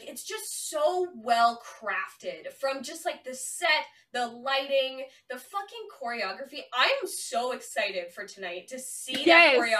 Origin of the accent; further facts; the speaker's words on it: Canada; I'm only Canadian